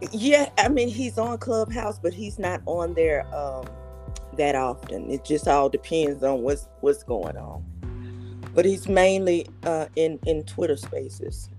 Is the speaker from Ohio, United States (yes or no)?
no; Birmingham, Alabama, United States; now in Georgia, United States; I'm from Birmingham, Alabama